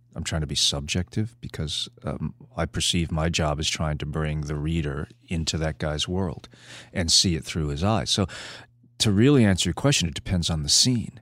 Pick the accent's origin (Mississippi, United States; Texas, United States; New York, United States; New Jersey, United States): New York, United States; New York City; moved away; also born or lived in California; I was born on Staten Island